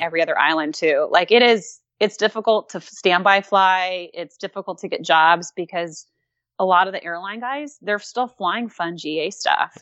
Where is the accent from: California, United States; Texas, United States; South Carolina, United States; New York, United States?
California, United States; Southern; moved away as an adult; also born or lived in Hawaii; now in Louisville, Kentucky, United States; I'm originally from Southern California